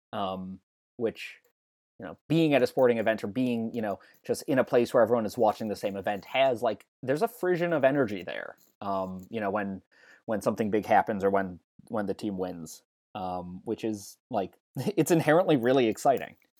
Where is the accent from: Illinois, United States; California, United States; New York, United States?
Illinois, United States; Chicago; growing up in Chicago then